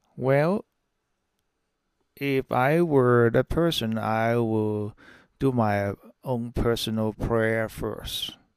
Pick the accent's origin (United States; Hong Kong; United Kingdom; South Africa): Hong Kong; moved away as an adult; I'm from Hong Kong. Before I immigrate to this country, I served in the British Army about ten year